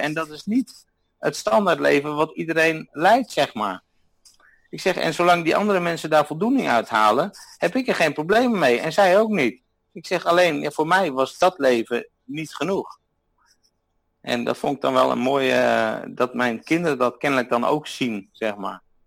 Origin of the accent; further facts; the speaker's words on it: Netherlands; moved away as an adult; now in Austria; ik ben uit Nederland weggegaan omdat ik mijn idealen in de Alpen wilde verwezenlijken